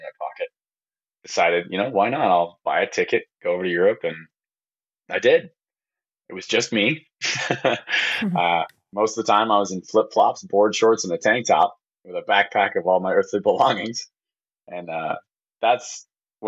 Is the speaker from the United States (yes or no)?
yes; Monticello, Minnesota, United States; I was born and raised in Monticello, Minnesota. I'm a Minnesotan boy